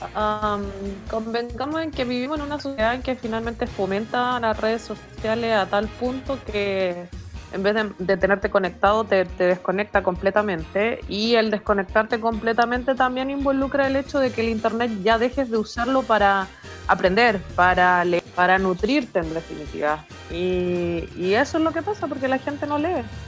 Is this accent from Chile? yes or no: yes; Chile; como chilenos